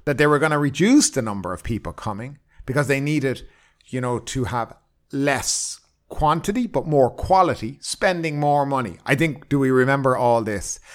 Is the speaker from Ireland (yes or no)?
yes; Ireland; now in Thailand; I come from Ireland